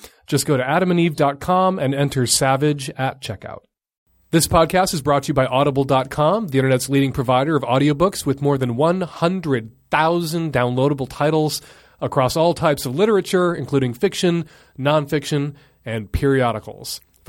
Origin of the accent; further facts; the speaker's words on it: Chicago, Illinois, United States; I grew up in Chicago in a big city.